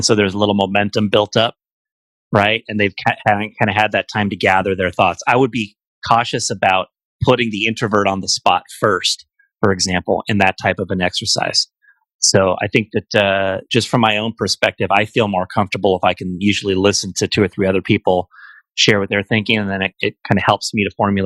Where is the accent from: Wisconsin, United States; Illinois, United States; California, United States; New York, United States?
California, United States; Bay Area; parts of the Bay Area that where I'm from